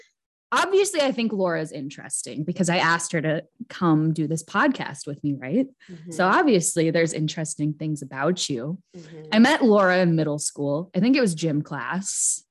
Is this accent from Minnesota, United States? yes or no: yes; Rochester, Minnesota, United States; like Laura said, born and raised in Rochester, Minnesota.